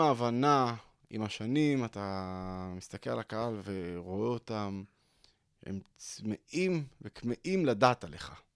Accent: Tel Aviv, Tel Aviv District, Israel; גדלתי בשכונת התקווה, בדרום תל אביב

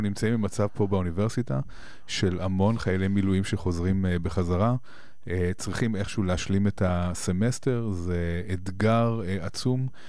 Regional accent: Israel; אנחנו כישראלים

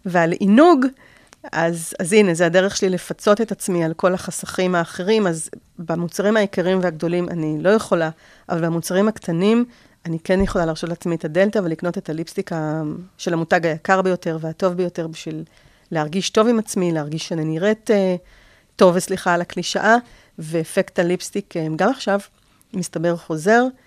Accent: Israel; בתור ישראלים

